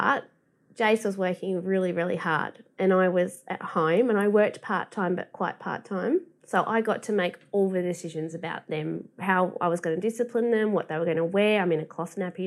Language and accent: English; Welsh, Wales, United Kingdom; now in Bundaberg, Australia; I'm just Welsh